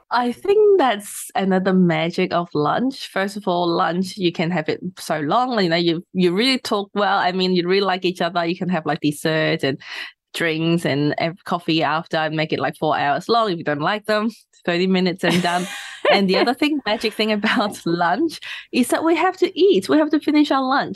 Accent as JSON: {"language": "English", "country": "Hong Kong", "tie": "born or raised there", "moved": "as an adult", "lives_now": "Australia", "said": "I'm from Hong Kong, so I finished high school in Hong Kong and then came to Australia for uni."}